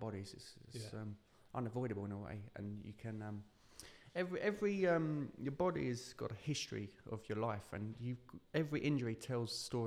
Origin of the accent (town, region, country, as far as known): United Kingdom; born or raised there